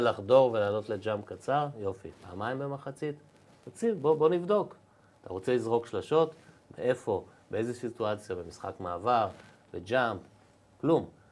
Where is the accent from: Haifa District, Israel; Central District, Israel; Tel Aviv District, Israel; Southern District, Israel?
Tel Aviv District, Israel; Givatayim; גדלנו ביחד ברחוב גבע בגבעתיים